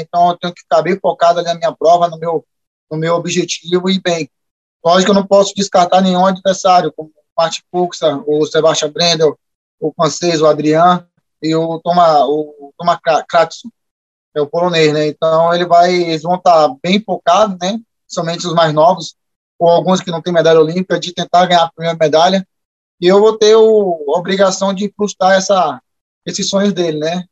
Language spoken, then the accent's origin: Portuguese; Bahia, Brazil; accent: baiano; moved away as an adult; now in Lagoa Santa, Brazil; eu ainda não aprendi sotaque mineiro, né? Só às vezes eu falo, ai, sou, nu, entendeu? É, é, mas prefiro mesmo meu sotaque baiano, é, as minhas origens